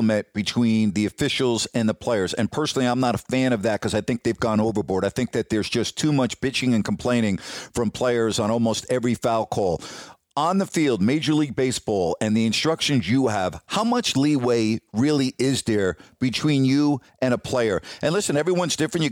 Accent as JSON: {"language": "English", "region": "New York", "country": "United States", "tie": "born or raised there", "also_born_or_lived": "West Coast", "moved": "yes", "said": "I grew up in New York, and I'm a diehard Yankee fan"}